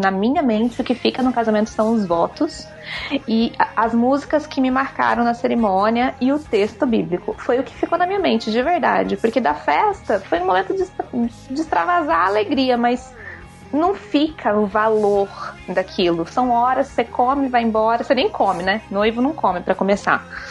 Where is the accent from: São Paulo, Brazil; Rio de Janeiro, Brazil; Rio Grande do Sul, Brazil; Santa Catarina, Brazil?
Rio de Janeiro, Brazil; moved away; eu sou do Rio, então minha família é gigantesca de lá juntou todo mundo, fez uma caravana, veio para cá.